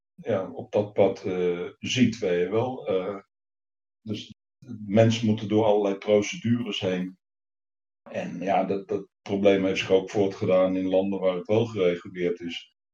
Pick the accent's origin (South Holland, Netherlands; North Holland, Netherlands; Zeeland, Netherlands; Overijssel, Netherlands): Overijssel, Netherlands; Deventer; also born or lived in Leeuwarden; vanuit Deventer, waar ik ben opgegroeid